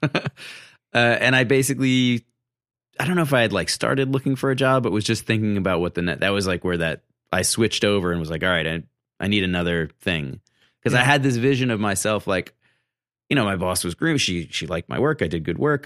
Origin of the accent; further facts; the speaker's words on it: Massachusetts, United States; moved away as an adult; now in Brooklyn, United States; I grew up in Massachusetts, but my dad was from Brooklyn